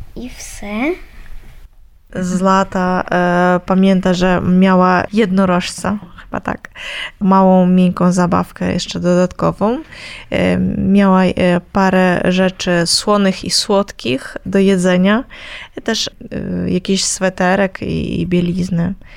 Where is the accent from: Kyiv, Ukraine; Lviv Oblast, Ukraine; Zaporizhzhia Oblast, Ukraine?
Kyiv, Ukraine; u nas w Kijowie